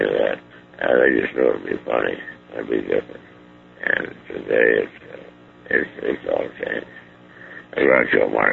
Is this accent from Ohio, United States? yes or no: yes; Ohio, United States; moved away as an adult; also born or lived in Chicago; I was born in Ohio